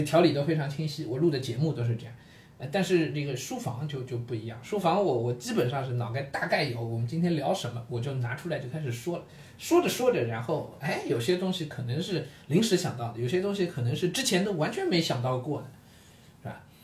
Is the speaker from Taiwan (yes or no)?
no; Shanghai, China; 身为上海人